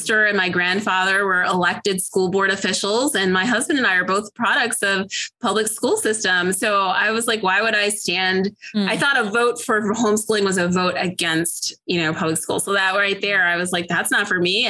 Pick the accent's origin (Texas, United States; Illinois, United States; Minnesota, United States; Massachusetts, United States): Illinois, United States; now in Atlanta, United States; I live outside of Atlanta, Georgia. I'm originally from Illinois